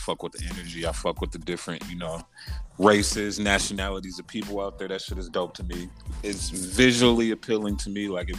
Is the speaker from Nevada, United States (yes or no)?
yes; Las Vegas, Nevada, United States; I'm from Vegas, dog. I'm a city nigga.